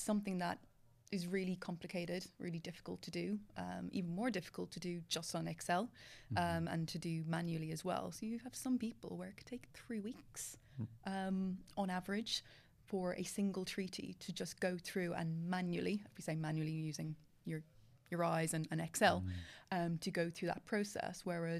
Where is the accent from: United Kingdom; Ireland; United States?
Ireland; I am from Ireland.